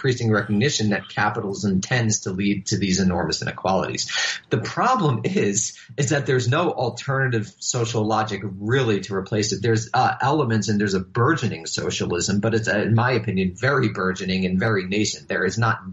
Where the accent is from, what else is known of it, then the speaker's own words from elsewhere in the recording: New York City, New York, United States; Coney Island, which is actually near where I grew up in Rockaway, Queens